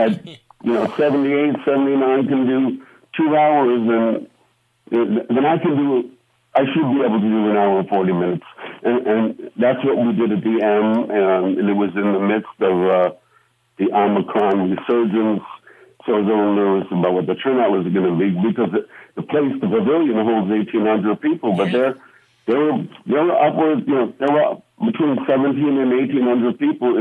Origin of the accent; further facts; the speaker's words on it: New York City, New York, United States; moved away; also born or lived in Brooklyn / Las Vegas; I was born in Brooklyn, raised in Queens